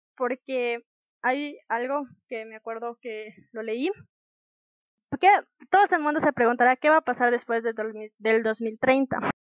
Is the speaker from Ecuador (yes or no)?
yes; Ecuador; Como ecuatorianos creo que debemos conocer